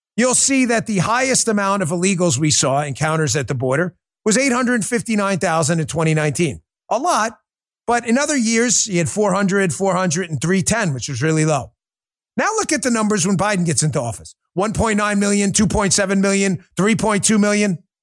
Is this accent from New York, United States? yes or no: yes; New York City, New York, United States; I grew up in New York